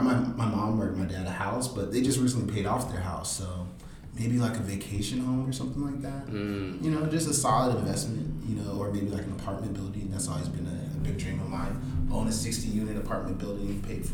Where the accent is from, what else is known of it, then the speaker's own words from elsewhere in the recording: Detroit, Michigan, United States; I'm from Detroit